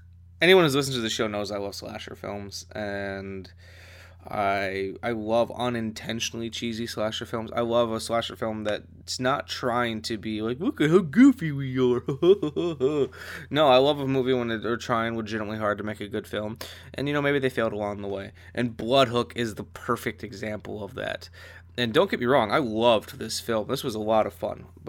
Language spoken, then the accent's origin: English; Wisconsin, United States; I'm from Wisconsin. I live in Wisconsin. Born and raised here in Wisconsin